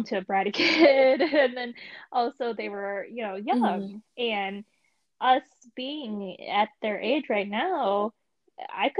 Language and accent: English; Michigan, United States; moved away as an adult; I'm originally from Michigan too